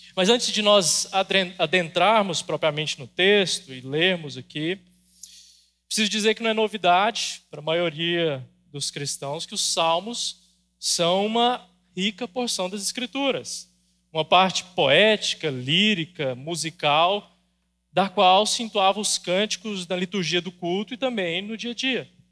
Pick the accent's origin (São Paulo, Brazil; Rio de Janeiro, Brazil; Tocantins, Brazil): Tocantins, Brazil; Araguaína; eu sou cidadão tocantinense. Eu nasci em Araguaína mas por quatro aninhos, né, o intervalo de uma Copa do Mundo, eu não sou oficialmente um cidadão goiano. Embora desde meu primeiro ano de vida eu more aqui.